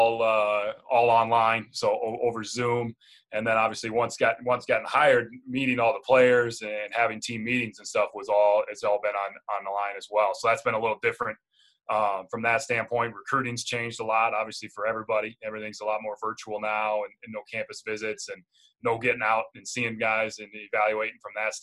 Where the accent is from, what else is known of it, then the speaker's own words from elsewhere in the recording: Jackson, Minnesota, United States; also born or lived in Mesa, Arizona; I'm originally from Jackson, Minnesota, so southwest part of the state